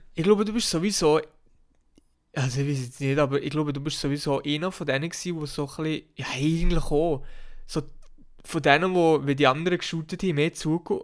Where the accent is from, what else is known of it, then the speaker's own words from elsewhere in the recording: Switzerland; bei uns in der Schweiz